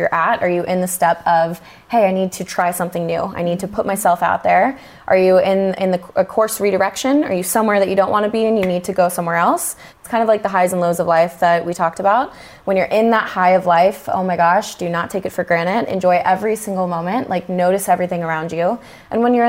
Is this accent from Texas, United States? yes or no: yes; Texas, United States; moved away as an adult; now in California, United States; I'm from Texas originally, and I remember when I was making the decision to move to California, and I was really young at the time